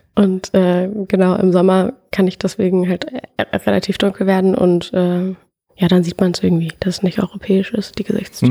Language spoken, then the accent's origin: German; Frankfurt am Main, Hesse, Germany; now in Berlin, Germany; ich komme trotzdem aus Frankfurt und mein Papa kommt aus Nordafrika